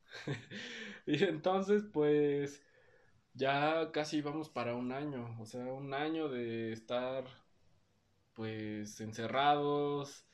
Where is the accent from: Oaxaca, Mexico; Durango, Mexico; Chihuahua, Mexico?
Oaxaca, Mexico; also born or lived in Mexico City